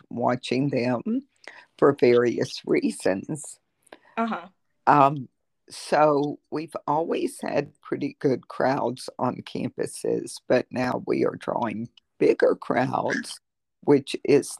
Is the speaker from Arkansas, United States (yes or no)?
no; South Georgia, United States; moved away as an adult; also born or lived in North Florida; now in Terre Haute, United States; I'm originally from South Georgia and North Florida, and I attended the University of Florida